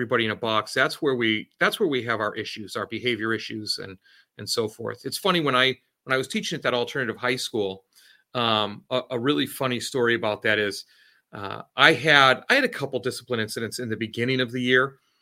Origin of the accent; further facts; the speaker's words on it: Oregon, United States; also born or lived in Connecticut; now in Massachusetts, United States; I'm originally from Oregon, but then I lived in Connecticut for a while